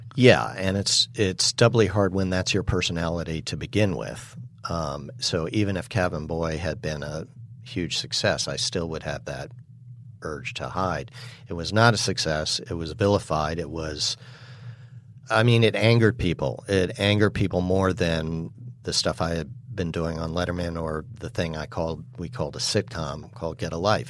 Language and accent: English; New York City, New York, United States; I was raised in New York City